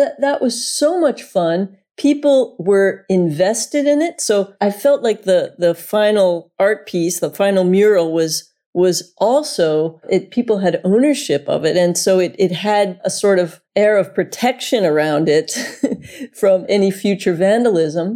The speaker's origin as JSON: {"language": "English", "country": "United States", "also_born_or_lived": "Florida", "moved": "as an adult", "lives_now": "Delft, Netherlands", "said": "I'm an American woman living in the Netherlands"}